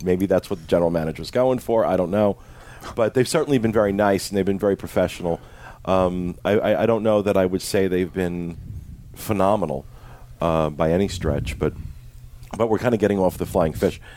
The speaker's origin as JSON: {"language": "English", "area": "Jersey Shore", "region": "New Jersey", "country": "United States", "said": "I am from the Jersey Shore"}